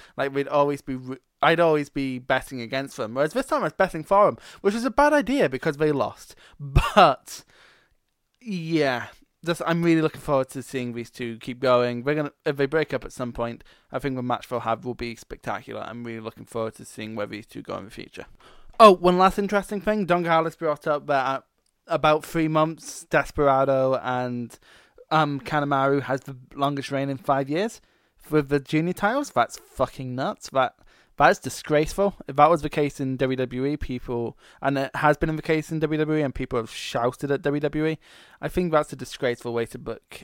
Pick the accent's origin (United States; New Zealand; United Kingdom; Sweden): United Kingdom; Scotland; I'm Scottish